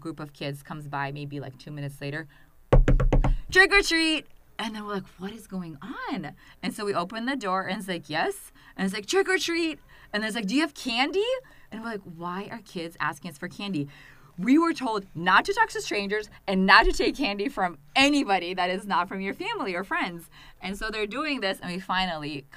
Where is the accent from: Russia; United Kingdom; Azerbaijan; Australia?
Russia; English is a second language; now in United States; growing up in Russia